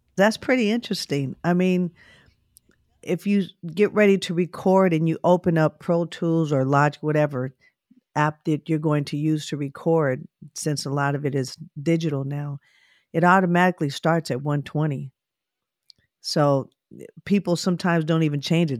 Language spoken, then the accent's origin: English; Oakland, California, United States; I grew up in Oakland, California